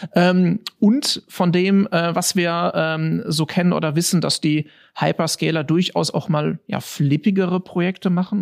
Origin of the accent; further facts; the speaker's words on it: Germany; als Deutscher